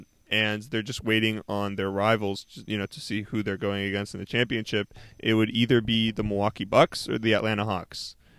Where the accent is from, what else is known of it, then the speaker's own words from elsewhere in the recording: Canada; because I'm Canadian.